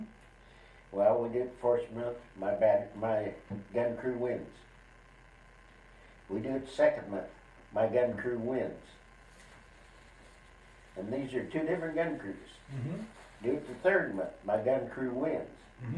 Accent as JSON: {"language": "English", "town": "Billings", "region": "Montana", "country": "United States", "said": "Billings, Montana."}